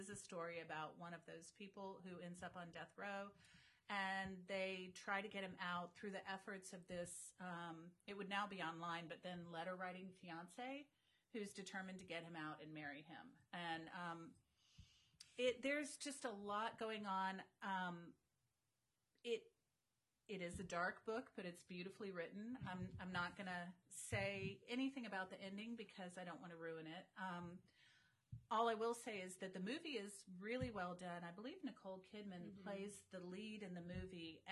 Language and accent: English; Florida, United States; I grew up in Florida